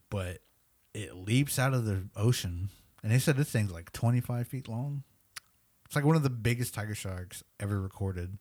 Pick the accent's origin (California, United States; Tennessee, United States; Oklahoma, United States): Oklahoma, United States; first language English; we're from Oklahoma.